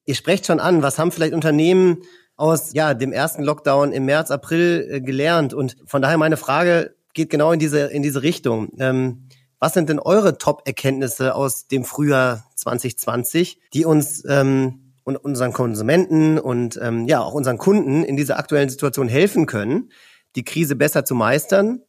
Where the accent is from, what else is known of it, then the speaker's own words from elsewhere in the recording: north of Düsseldorf, North Rhine-Westphalia, Germany; aus meiner Heimat im Norden von Düsseldorf